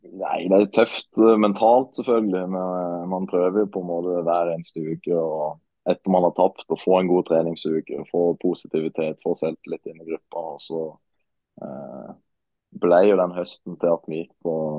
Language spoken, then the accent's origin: Norwegian; Marnardal, Agder, Norway; also born or lived in Sandnes; now in Ålesund, Norway; Julaften den tilbringes hjemme i Marnardal sammen med, med, mor og far